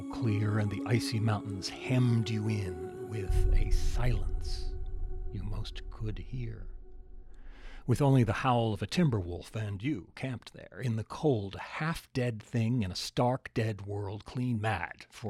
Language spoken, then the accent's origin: English; Alaska, United States; I grew up in Alaska